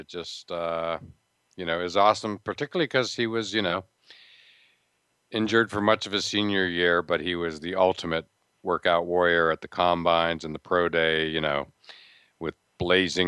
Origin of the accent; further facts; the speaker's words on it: Pittsburgh, Pennsylvania, United States; moved away; I'm from Pittsburgh, covered the Steelers to start my career